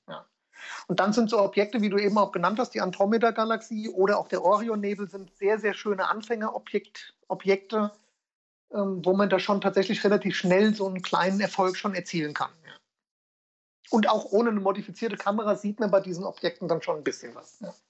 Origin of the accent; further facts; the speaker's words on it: Ingelheim, Rhineland-Palatinate, Germany; komme aus Ingelheim, das ist in der Nähe von Mainz, ähm, schön Rheinland-Pfalz.